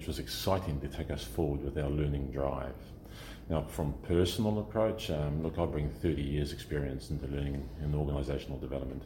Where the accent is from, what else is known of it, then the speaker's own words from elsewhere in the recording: New Zealand; I come from New Zealand.